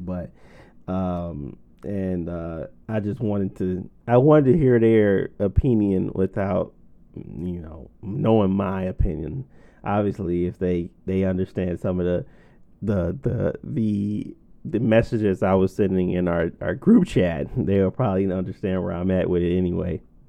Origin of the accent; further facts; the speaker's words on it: Detroit, Michigan, United States; Yeah, The Baddest had to be it because I'm from Detroit natively